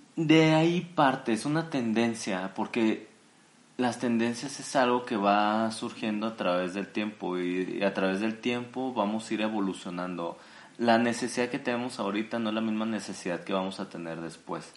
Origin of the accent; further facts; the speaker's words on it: Jalisco, Mexico; soy originario de Jalisco, México